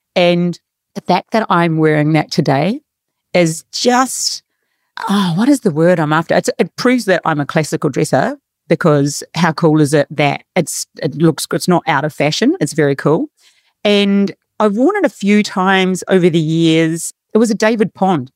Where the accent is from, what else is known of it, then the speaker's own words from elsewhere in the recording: New Zealand; now in Australia; I'm from New Zealand